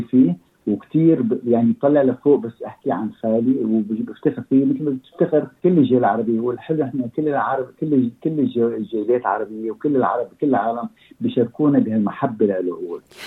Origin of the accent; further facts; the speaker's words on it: Lebanon; moved away as an adult; also born or lived in Egypt; now in Australia; أنا جيت من حوالي خمسة وأربعين سنة أستراليا. وكنا- كنا ساكنين بلبنان، نحن لبنانيين